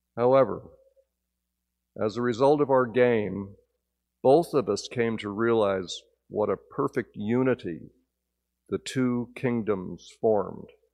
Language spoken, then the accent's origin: English; Northern New Jersey, United States; moved away; my childhood growing up in New Jersey